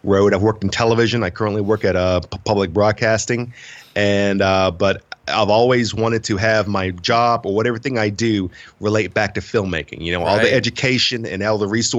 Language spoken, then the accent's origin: English; Princeton, West Virginia, United States; I am originally from Princeton, West Virginia, which is in the most southern part of the state, and went to high school around there and everything